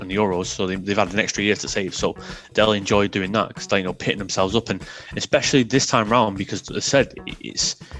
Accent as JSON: {"language": "English", "region": "England", "country": "United Kingdom", "said": "I'm English through and through"}